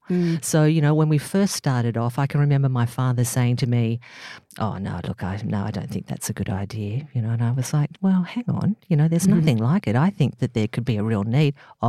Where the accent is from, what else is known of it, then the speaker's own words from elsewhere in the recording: Northern Beaches, New South Wales, Australia; I came from the Northern Beaches, you know, bit of a surfy, you know